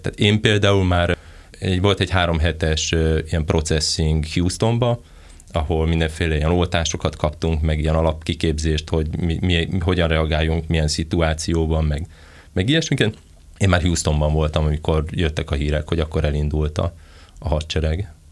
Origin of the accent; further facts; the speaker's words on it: near Veszprém, Veszprém County, Hungary; én Veszprém mellől származok